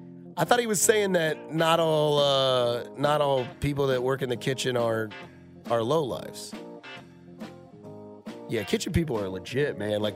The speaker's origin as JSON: {"language": "English", "town": "Blue Springs", "region": "Missouri", "country": "United States", "tie": "born or raised there", "said": "I grew up in Blue Springs. No longer there. It closed down."}